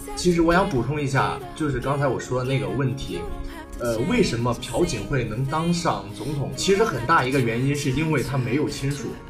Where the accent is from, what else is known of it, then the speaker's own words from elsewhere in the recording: Zhengzhou, Henan, China; now in Nanyang, China; 我是郑州的